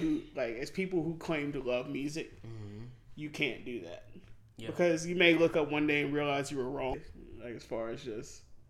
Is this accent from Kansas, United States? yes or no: no; Huntsville, Alabama, United States; growing up in Huntsville